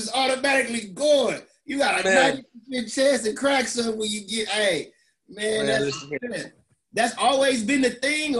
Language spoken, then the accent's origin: English; California, United States; I'm from California.